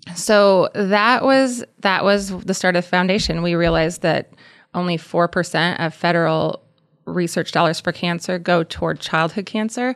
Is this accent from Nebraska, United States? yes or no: yes; Columbus, Nebraska, United States; we're from Columbus, so Columbus, Nebraska.